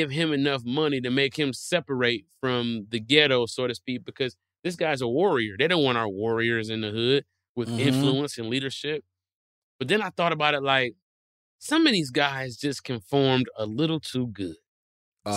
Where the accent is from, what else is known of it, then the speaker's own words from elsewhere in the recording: Detroit, Michigan, United States; I'm from Detroit where they make cars